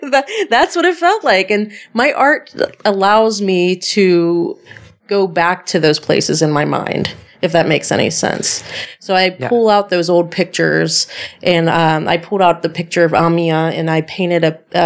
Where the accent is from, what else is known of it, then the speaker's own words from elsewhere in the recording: Sacramento, California, United States; born there; my biological mother were both in the Air Force. So my older sister was born in Denver, Colorado, and I was born in Sacramento, California, on Air Force bases.